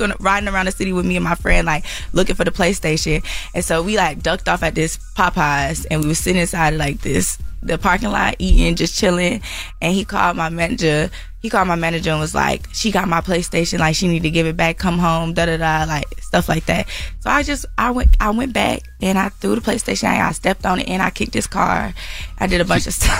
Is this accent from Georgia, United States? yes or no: yes; Atlanta, Georgia, United States; also born or lived in California; I was born in Cali, mm-hmm. but I, I grew up in Atlanta